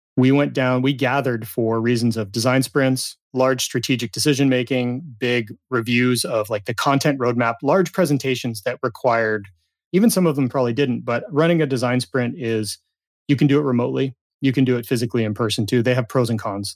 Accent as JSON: {"language": "English", "region": "Southern California", "country": "United States", "tie": "born or raised there", "said": "dishwasher at a pizza, pizza shop in my hometown in Southern California"}